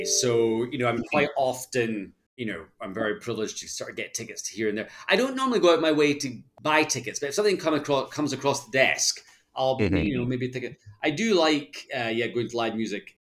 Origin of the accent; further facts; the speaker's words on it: Scotland, United Kingdom; accent: Scottish; I think I charmed him with my Scottish accent and I got a bit of a discount and picked up my first piece.